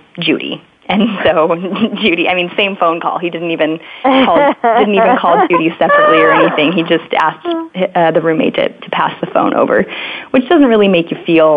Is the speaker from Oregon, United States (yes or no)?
yes; Oregon, United States; I grew up in Oregon, close to a mountain